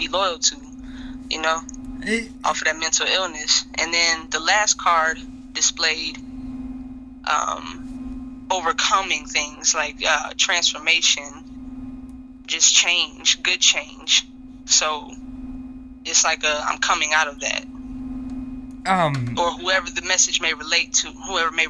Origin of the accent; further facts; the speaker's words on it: Kenosha, Wisconsin, United States; I grew up in Kenosha